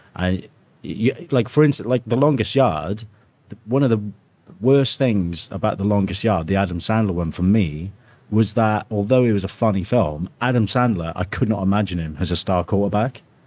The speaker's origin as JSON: {"language": "English", "region": "Wales", "country": "United Kingdom", "said": "as a Welsh person"}